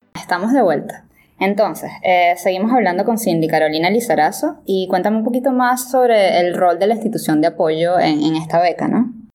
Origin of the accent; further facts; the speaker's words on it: Venezuela; moved away as an adult; now in Japan; yo soy de Venezuela